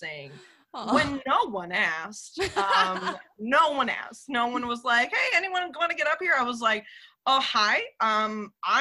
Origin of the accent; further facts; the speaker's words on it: Texas, United States; moved away; I'm actually from Texas